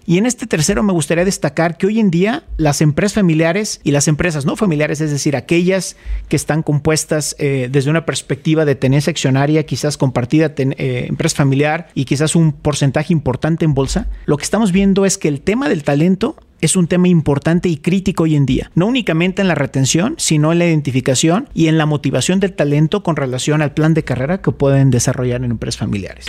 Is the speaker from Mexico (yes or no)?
yes; Mexico